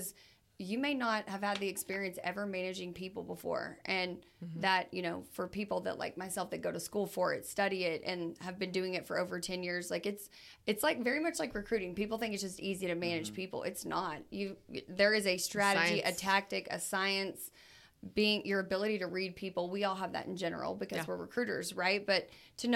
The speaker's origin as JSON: {"language": "English", "town": "Odessa", "region": "Texas", "country": "United States", "moved": "yes", "lives_now": "Dallas, United States", "said": "I'm originally from Odessa, and I live in Dallas right now."}